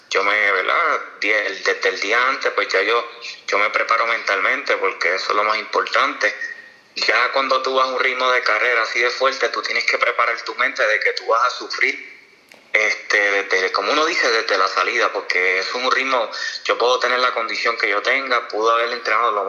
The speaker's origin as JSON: {"language": "Spanish", "town": "Orocovis", "country": "Puerto Rico", "tie": "born or raised there", "said": "Hice unas repeticiones en mi pueblo, en Orocovi, y me sentí muy bien."}